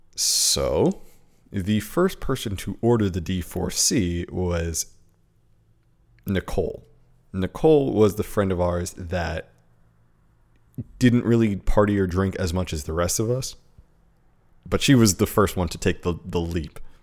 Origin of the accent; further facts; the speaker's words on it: United States; being an American in Japan